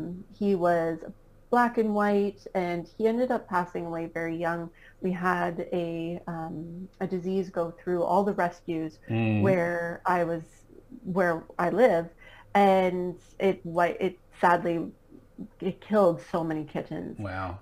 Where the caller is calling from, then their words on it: Canada; Right now, I am back in Canada. We just got back from Florida 2 weeks ago.